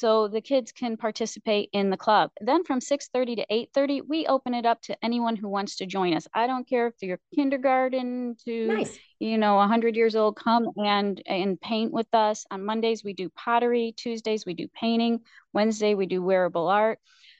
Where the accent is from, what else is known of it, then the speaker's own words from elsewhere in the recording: New York, United States; I came from New York and I moved out here 18 years ago, and I'm so very blessed to find this community.